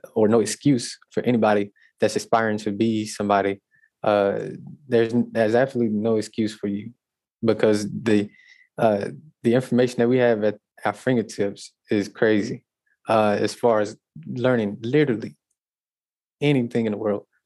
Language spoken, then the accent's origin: English; Natchitoches, Louisiana, United States; I'm actually from Natchitoches, and my school, uh, Northwestern State University, is in Natchitoches.